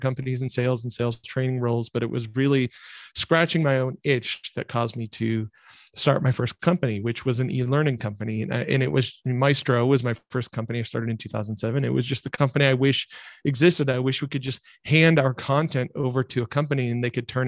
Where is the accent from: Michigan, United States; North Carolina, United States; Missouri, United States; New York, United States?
Michigan, United States; rural; I grew up in rural Michigan, where the word entrepreneur just isn't used